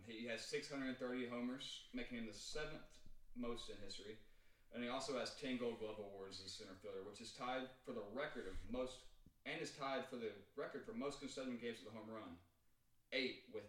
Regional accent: Huntsville, Alabama, United States; we're from Huntsville, Alabama.

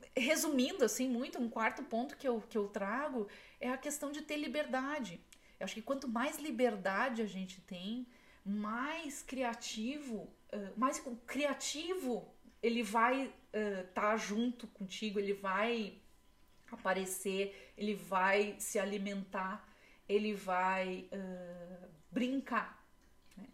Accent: Brazil; now in United States; como brasileira

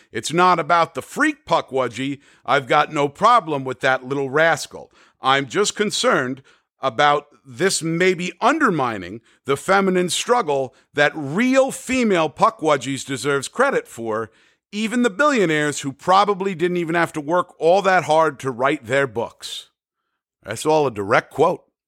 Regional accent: New Jersey, United States; my home state

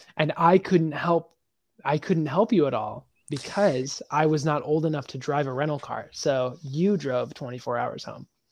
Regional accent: Nebraska, United States; moved away as an adult; now in Nashville, United States; when I moved from Nebraska to Nashville

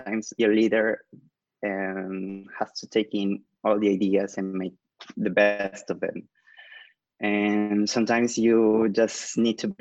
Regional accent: Callao, Peru; now in Lima, Peru; I'm from Lima, Peru. Actually, I was born in Callao, but I live in Lima now, and I'm studying here

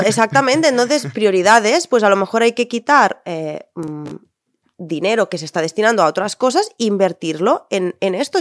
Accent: Tortosa, Catalonia, Spain

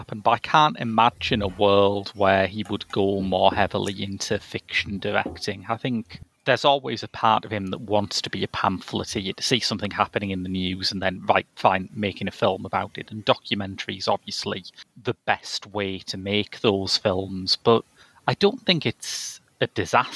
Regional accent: United Kingdom; I'm British

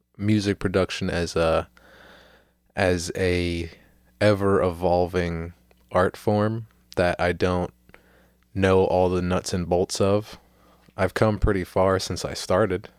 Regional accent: St. Petersburg, Florida, United States; I am a man, uh, born and raised in Saint Petersburg, Florida.

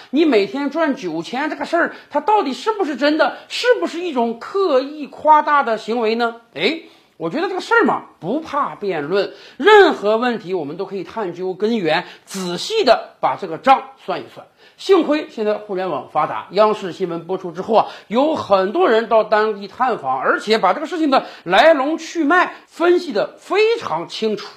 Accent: China; 我们中国人

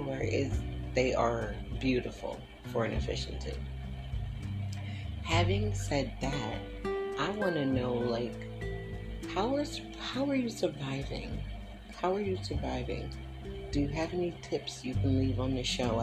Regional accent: Willow Grove, Pennsylvania, United States; also born or lived in Philadelphia; I grew up in Willow Grove, PA.

